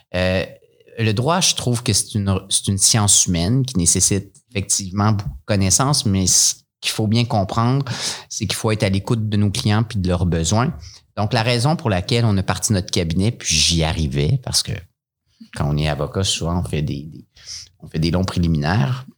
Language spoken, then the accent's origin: French; Montreal, Quebec, Canada; moved away as an adult; now in Sherbrooke, Canada; retourner à Montréal parce que je venais de là